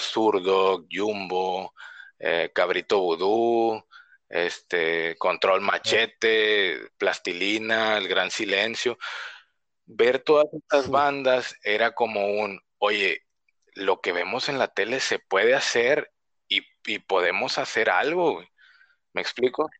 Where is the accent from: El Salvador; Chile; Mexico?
Mexico; Reynosa, Tamaulipas; moved away as an adult; now in Tijuana, Mexico; yo soy de Reynosa, Tamaulipas, y nací, crecí ahí mm, casi todos los años que tengo